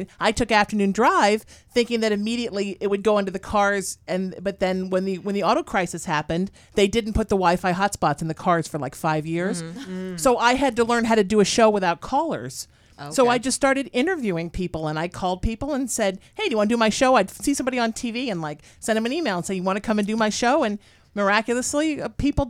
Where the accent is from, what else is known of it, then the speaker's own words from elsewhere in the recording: United States; also born or lived in New Haven, Connecticut / Huntington Beach, California / Sherman Oaks, California; I grew up in New Haven, Connecticut, then Huntington Beach